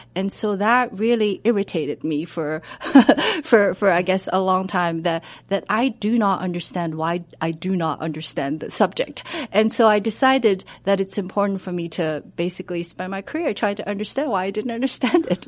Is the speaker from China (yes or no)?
yes; China; moved away as an adult; now in United States; I was born and raised in China. I went to college in Beijing.